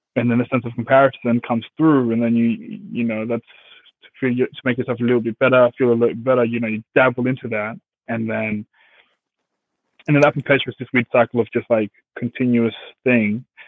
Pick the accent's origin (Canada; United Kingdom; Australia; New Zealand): Australia; English is a second language; also born or lived in Congo / Zimbabwe; born Congo, traveled, got to Zimbabwe, lived there for five years, and then seven, eight, nine. Yeah, seven, eight came to Australia and yeah, pretty much with no English at all